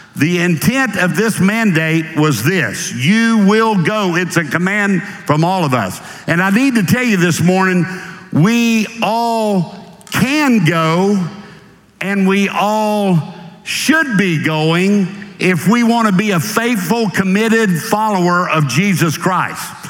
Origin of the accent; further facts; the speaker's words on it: Jacksonville, Florida, United States; moved away as an adult; now in Atlanta, United States; I am a Floridian by birth. I grew up in Jacksonville, Florida, the first 36 years of my life